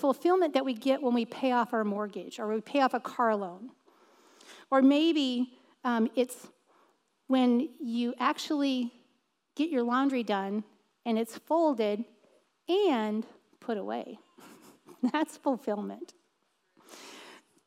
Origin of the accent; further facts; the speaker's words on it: United States; I was from the United States